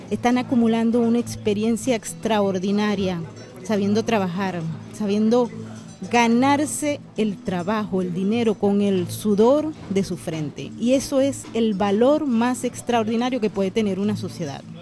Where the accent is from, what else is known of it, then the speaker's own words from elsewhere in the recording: Venezuela; es muy triste como venezolanos que nos formamos en una democracia que no era la perfecta